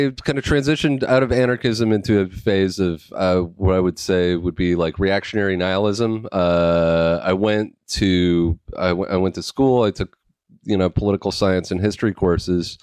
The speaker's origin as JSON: {"language": "English", "area": "Vancouver Island", "region": "British Columbia", "country": "Canada", "tie": "born or raised there", "said": "the town that I grew up"}